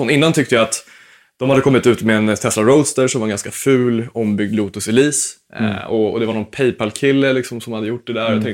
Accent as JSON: {"language": "Swedish", "region": "Småland", "country": "Sweden", "said": "komma ihåg att jag är en smålänning som co-founder, så att det blir inte dyrt oavsett."}